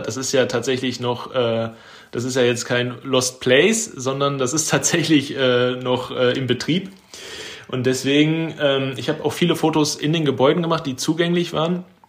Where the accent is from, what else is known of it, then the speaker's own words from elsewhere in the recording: Bochum, North Rhine-Westphalia, Germany; ich arbeite quasi da, wo ich aufgewachsen bin mittlerweile